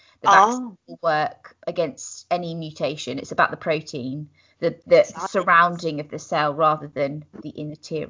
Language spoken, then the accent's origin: English; United Kingdom; as British people